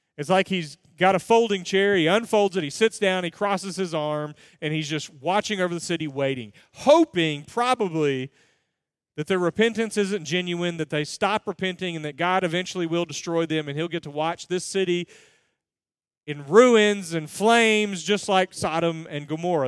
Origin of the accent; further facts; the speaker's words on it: United States; I'm an American